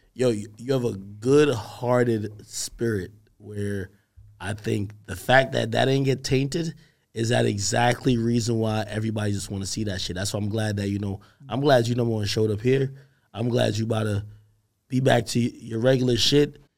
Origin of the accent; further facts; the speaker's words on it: Grantham, Clarendon, Jamaica; moved away; also born or lived in Spanish Town, Jamaica; we grew up in Grantham, Grantham, Clarendon. Clarendon, Jamaican.